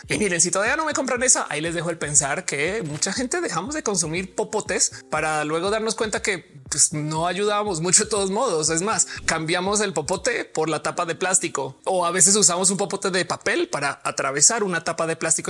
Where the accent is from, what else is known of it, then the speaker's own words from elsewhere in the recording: Colombia; soy colombiana